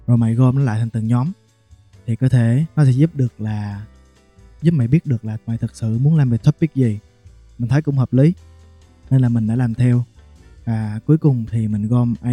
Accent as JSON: {"language": "Vietnamese", "region": "Bình Định", "country": "Vietnam", "said": "hiện tại là 24 tuổi, mình đến từ Bình Định."}